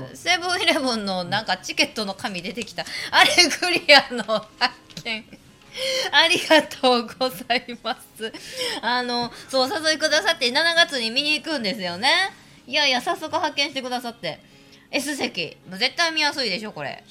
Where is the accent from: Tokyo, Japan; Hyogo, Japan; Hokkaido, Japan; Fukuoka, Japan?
Hyogo, Japan; hometown of Shiomi manju; 私の地元のし塩見まんじゅう